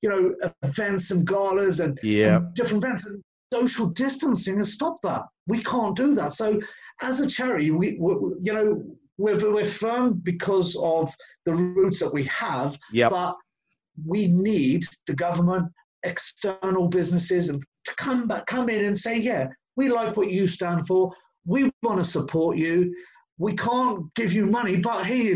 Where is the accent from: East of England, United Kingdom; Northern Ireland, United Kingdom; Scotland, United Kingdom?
East of England, United Kingdom; Luton; I was born and raised in Luton